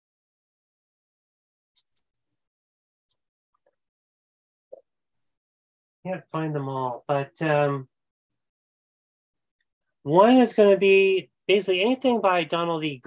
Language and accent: English; Canada; I'm Canadian